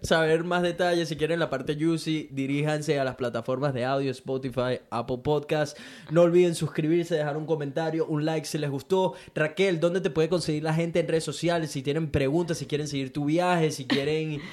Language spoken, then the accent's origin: Spanish; Venezuela; now in Brisbane, Australia; mí como venezolano